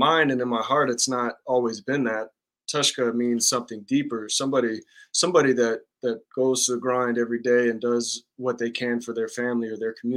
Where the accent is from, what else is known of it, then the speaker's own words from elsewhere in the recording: Dallas, Texas, United States; moved away as an adult; also born or lived in Kansas; now in Oklahoma, United States; growing up in Dallas and not being around a lot of Native people